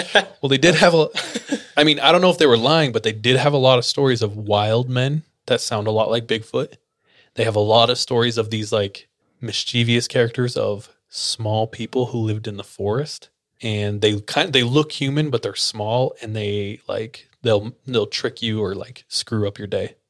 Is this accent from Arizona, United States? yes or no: no; Fresno, California, United States; I grew up in Fresno, which is dog doo doo.